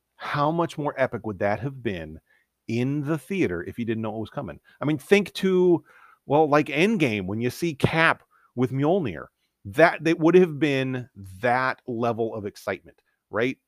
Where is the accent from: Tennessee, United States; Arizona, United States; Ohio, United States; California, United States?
Ohio, United States; Northeast; I grew up in Northeast Ohio